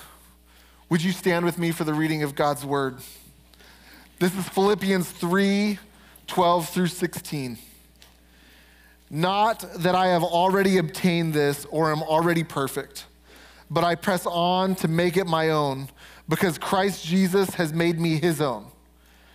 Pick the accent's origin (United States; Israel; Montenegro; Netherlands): United States; Denver, Colorado; I'm from Denver. We're right outside Denver